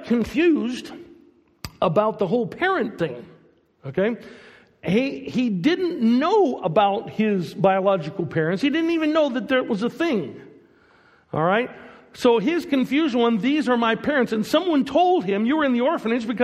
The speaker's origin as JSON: {"language": "English", "country": "United States", "also_born_or_lived": "Portugal", "moved": "as an adult", "said": "I'm American"}